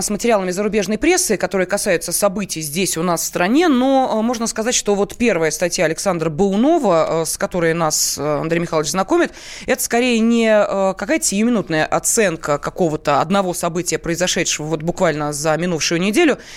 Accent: Crimea, Ukraine; Я сам из Крыма вижу все воочию.

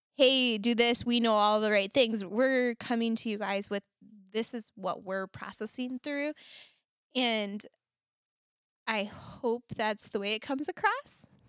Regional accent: Minnesota, United States; I'm very Minnesotan, very Scandinavian in nature

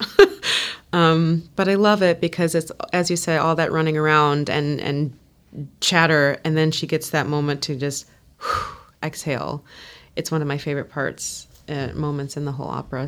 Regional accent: United States; I'm an American

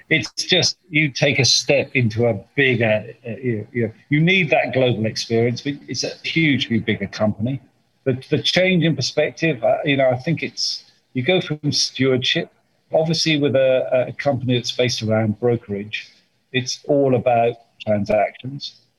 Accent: United Kingdom; I'm British

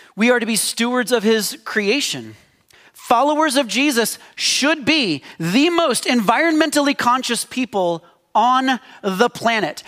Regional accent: United States

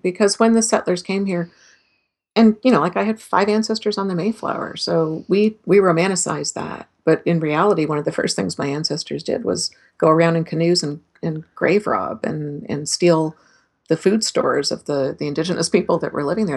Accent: Canada; as a Canadian

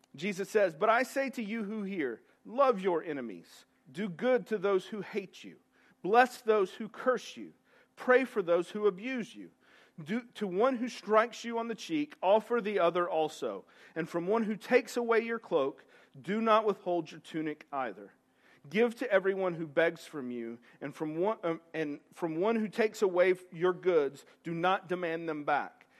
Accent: East Tennessee, United States; I'm from East Tennessee.

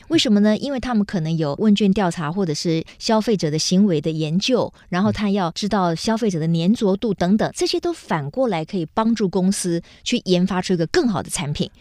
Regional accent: Taiwan; 那我们有没有这个条件跟能力去国际间吸引国际人才为我们台湾所用？

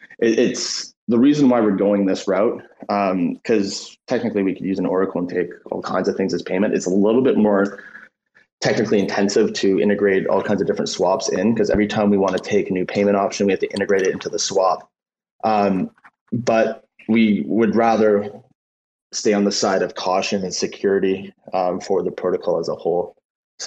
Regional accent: Canada; we're Canadian, a lot of us are Canadians

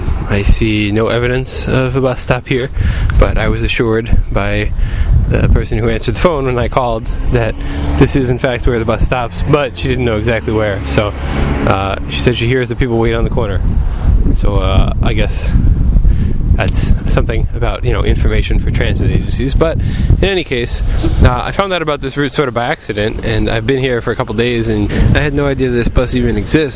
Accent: New York, United States; also born or lived in Chicago; I'm originally from New York and most recently Chicago.

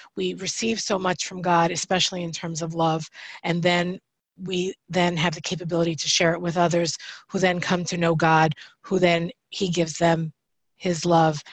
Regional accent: New York, United States; moved away; I'm, I'm originally from yeah. New York, I'm Italian

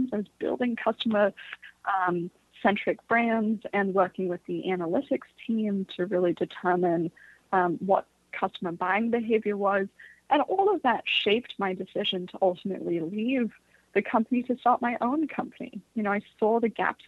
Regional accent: Bay Area, California, United States; also born or lived in London; I was born in London, but was raised in the Bay Area

